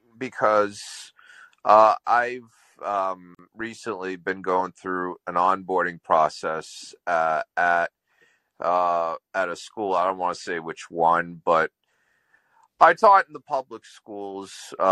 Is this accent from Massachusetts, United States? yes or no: yes; Lowell, Massachusetts, United States; the district that is my hometown, Lowell, when I was jettisoned, I'm 25% Palestinian. I'm also 25% Puerto Rican, Mexican